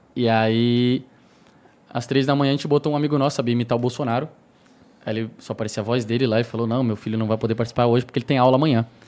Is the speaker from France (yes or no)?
no; Santana do Livramento, Rio Grande do Sul, Brazil; moved away as an adult; now in São Paulo, Brazil; tava na minha cidade, né? E é uma cidade fronteira com o Uruguai, sou de Santana do Livramento